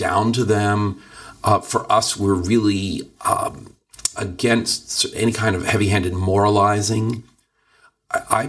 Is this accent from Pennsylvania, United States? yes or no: yes; Philadelphia, Pennsylvania, United States; now in Los Angeles, United States; I grew up on the East Coast in you know, relatively liberal Philadelphia.